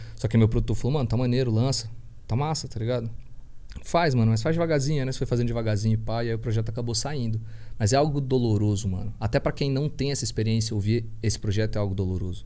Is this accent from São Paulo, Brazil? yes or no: no; Brasília, Federal District, Brazil; first language Portuguese; eu sou do Lago Norte, é nós